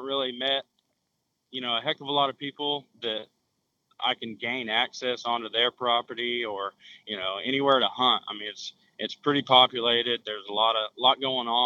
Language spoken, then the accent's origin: English; Ponca City, Oklahoma, United States; now in Edmond, United States; I'm from Ponca City, Oklahoma, located north central region. Like I said, we're probably about 40 minutes from the Kansas line. So we got some pretty big deer in the area. Born and raised there